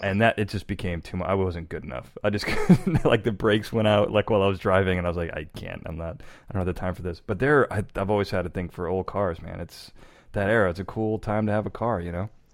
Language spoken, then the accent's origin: English; Chicago, Illinois, United States; I grew up in Chicago